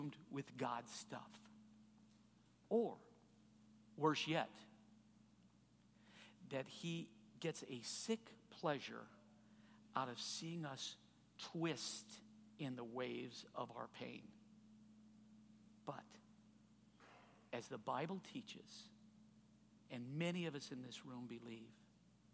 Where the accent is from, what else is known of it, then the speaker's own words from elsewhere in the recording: Chicago, Illinois, United States; now in Indianapolis, United States; I grew up on the Chicago suburbs.